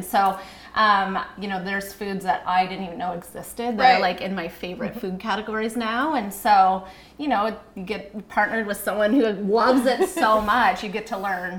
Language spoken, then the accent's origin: English; Riverview, New Brunswick, Canada; moved away as an adult; also born or lived in Calgary, Alberta; So James and I met in Calgary, and I grew up in Riverview, where my mom made meat and potatoes every single day.